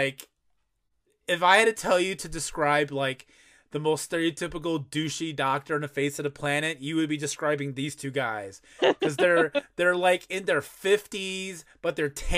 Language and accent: English; Chicago, Illinois, United States; I'm from Chicago.